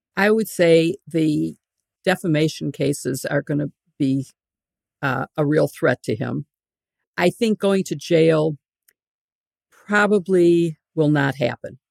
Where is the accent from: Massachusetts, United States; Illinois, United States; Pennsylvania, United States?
Illinois, United States; I'm from Illinois, we have a lot of governors in jail